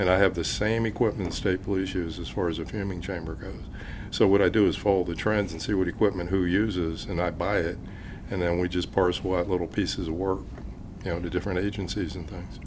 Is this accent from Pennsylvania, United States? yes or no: yes; Pittsburgh, Pennsylvania, United States; I, I, grew up in the Pittsburgh area